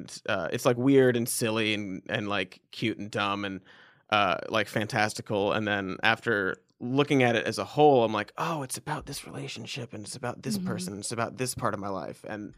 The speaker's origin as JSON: {"language": "English", "town": "Cincinnati", "region": "Ohio", "country": "United States", "tie": "born or raised there", "said": "I grew up in Ohio. I was in Cincinnati, Ohio."}